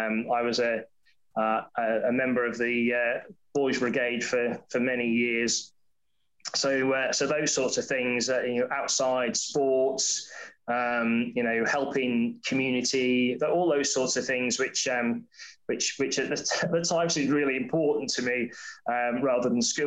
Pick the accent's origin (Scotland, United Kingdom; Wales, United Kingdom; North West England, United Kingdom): North West England, United Kingdom; Wirral; accent: semi-Scouse; sort of semi-Scouse accent that I've had, but then I've lived in the south for a long time. But I grew up on the Wirral, and went to school and everything there.